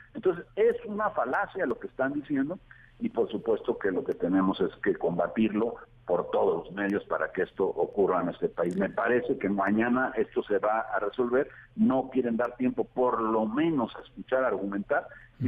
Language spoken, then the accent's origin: Spanish; Veracruz, Mexico; born or raised there